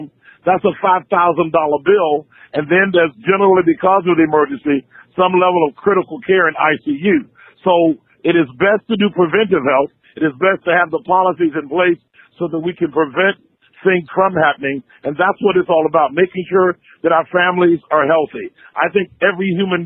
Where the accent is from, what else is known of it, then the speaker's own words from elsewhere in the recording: Waycross, Georgia, United States; We were in Waycross, Georgia. That's my hometown to start.